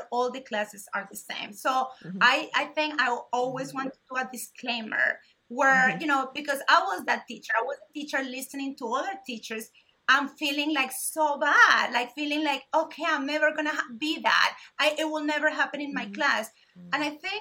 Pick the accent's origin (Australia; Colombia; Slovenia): Colombia; moved away as an adult; also born or lived in Jacksonville, Florida; now in Florida, United States; I am from Colombia, and I was raised, and I went to college, I went to law school in Colombia